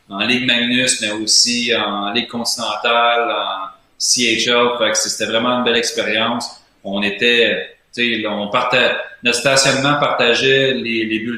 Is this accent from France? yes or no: no; Quebec, Canada; En tant que Québécois